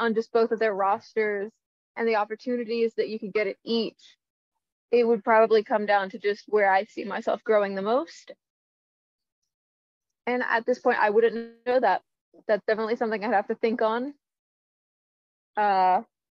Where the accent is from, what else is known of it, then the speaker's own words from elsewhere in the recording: Columbus, Ohio, United States; Columbus, just because it's kind of like my hometown almost.